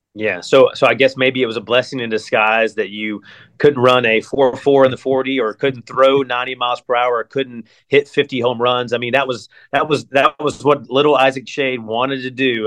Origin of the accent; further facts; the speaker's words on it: near Asheville, North Carolina, United States; moved away as an adult; now in Columbus, United States; I'm from North Carolina. I grew up near Asheville.